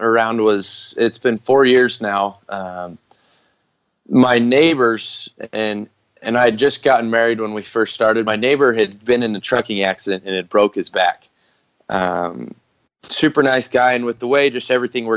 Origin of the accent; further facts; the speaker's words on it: Utah, United States; I grew up here in Utah